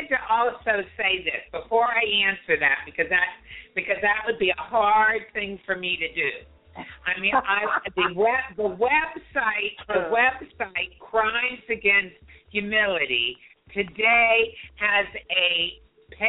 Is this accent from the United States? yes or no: yes; Ohio, United States; I'm from Ohio